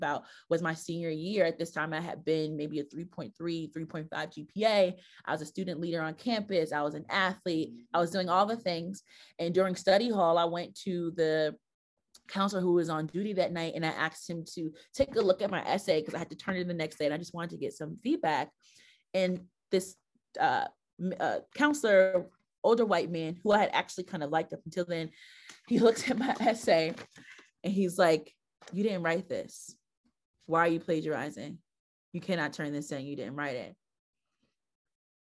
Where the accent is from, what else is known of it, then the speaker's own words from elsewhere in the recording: Newark, New Jersey, United States; also born or lived in Western Massachusetts; was born and raised in Newark. I grew up in the Weak Wake section, the South Ward, a little bit of the West Ward